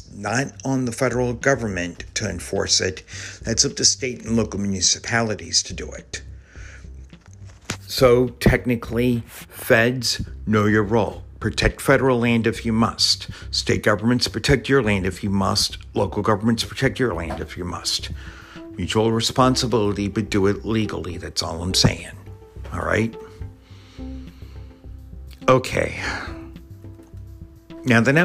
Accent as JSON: {"language": "English", "town": "Richmond", "region": "Virginia", "country": "United States", "tie": "born or raised there", "said": "my hometown of Richmond, Virginia"}